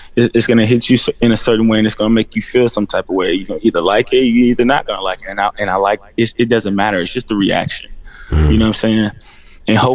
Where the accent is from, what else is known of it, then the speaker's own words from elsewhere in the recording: Indianapolis, Indiana, United States; moved away as an adult; also born or lived in Los Angeles; I came from Warren Central High School